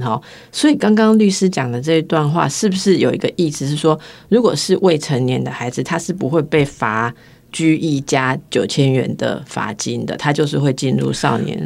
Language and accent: Chinese; Taiwan; 我们台湾人